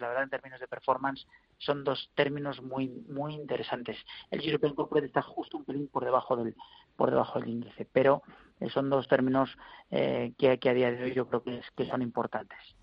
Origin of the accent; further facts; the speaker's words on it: Spain; como españoles